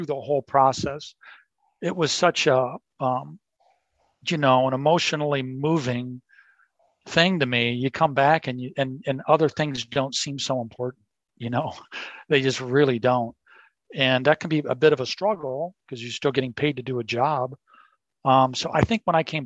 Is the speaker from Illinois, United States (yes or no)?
yes; Chicagoland, Illinois, United States; moved away; what was my home course, my home state, where I had a lot of friends, my home city